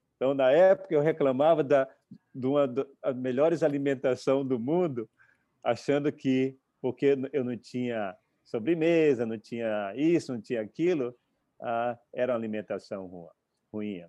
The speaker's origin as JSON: {"language": "Portuguese", "country": "Brazil", "moved": "as an adult", "said": "vim para cá com 18 anos, como, como eu disse, eu tive que renascer no outro país. Ah, eu vim para cá com a passagem só de vinda, porque eh, quando eu, quando eu, saí do Brasil"}